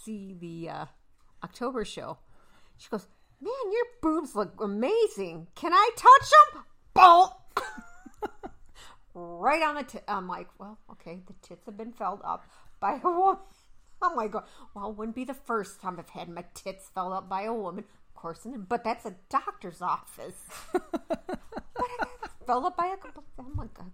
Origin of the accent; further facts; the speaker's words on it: Jamestown, New York, United States; coming from what I lovingly refer to my hometown as the Dirty J, we know that Jamestown is home to the National Comedy Center